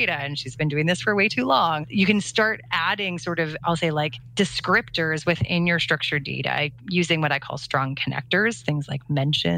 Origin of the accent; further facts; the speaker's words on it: Canada; I'm Canadian